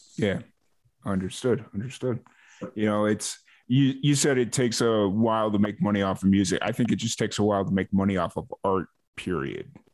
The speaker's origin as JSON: {"language": "English", "town": "Chicago", "region": "Illinois", "country": "United States", "tie": "born or raised there", "moved": "yes", "lives_now": "Waco, Texas, United States", "said": "I grew up in Chicago like I dealt with the the lake effect snow"}